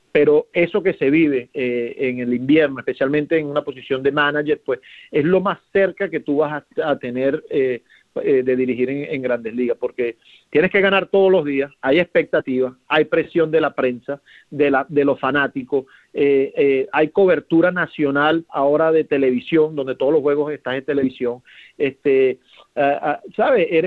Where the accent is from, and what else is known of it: Venezuela